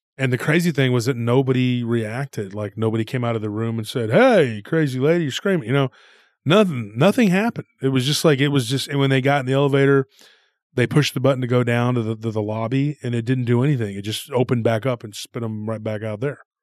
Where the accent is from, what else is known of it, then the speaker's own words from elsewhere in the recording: Texas, United States; we're from Texas